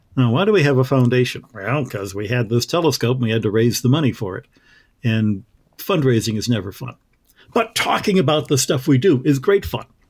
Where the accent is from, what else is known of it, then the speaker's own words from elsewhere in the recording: Michigan, United States; moved away; all of the stars that I grew up with in Michigan